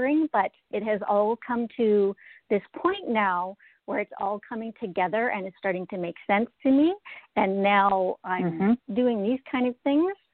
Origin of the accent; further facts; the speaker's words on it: Regina, Saskatchewan, Canada; now in Alberta, Canada; I'm originally from Regina, Saskatchewan, but I've lived in Alberta twice now.